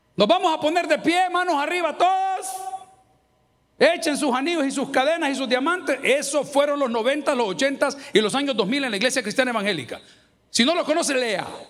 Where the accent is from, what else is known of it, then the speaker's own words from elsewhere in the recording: El Salvador; yo que soy salvadoreño